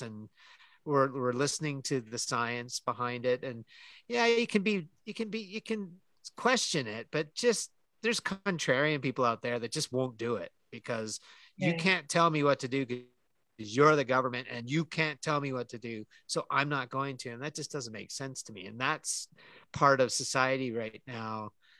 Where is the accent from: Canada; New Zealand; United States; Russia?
Canada; I'm Canadian